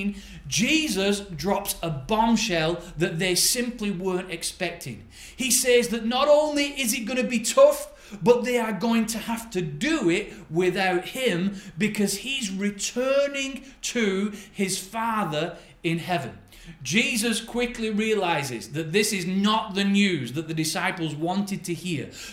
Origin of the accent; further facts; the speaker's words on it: Bolton, North West England, United Kingdom; now in Bedworth, United Kingdom; I'm actually a northerner. I'm originally from Bolton